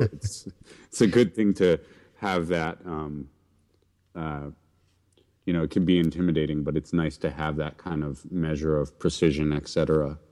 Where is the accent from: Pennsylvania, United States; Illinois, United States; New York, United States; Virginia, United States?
New York, United States; New York City; grew up in, mostly in New York City